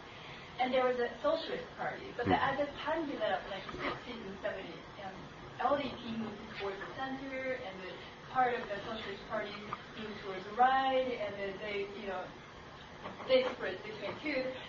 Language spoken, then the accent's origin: English; Japan; I'm from Japan